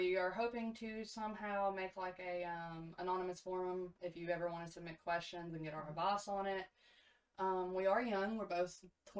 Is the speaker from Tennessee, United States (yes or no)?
yes; East Tennessee, United States; We're from East Tennessee.